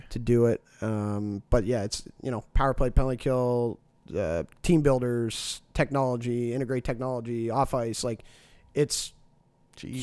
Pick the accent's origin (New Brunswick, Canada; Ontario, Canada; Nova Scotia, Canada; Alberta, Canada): Nova Scotia, Canada; Dartmouth; I'm originally from Dartmouth